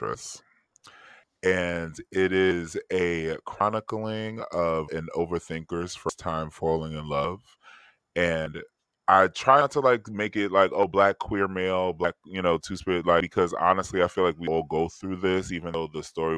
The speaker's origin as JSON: {"language": "English", "town": "New York City", "region": "New York", "country": "United States", "said": "I'm from Harlem"}